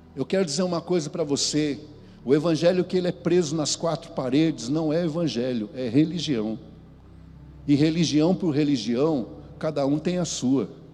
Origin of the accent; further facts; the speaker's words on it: São Paulo, Brazil; eu sou paulista